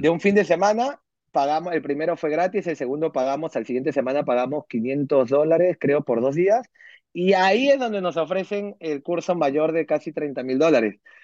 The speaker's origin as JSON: {"language": "Spanish", "country": "Peru", "moved": "as an adult", "lives_now": "New Jersey, United States", "said": "soy peruano, eh, vivo aquí en Estados Unidos hace cinco años aprox, cinco años y medio. Eh, a los 28 años vine para acá."}